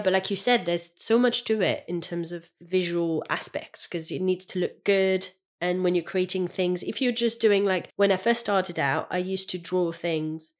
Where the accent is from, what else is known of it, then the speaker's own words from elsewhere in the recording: France; English is a second language; moved away as an adult; now in United Kingdom; I'm French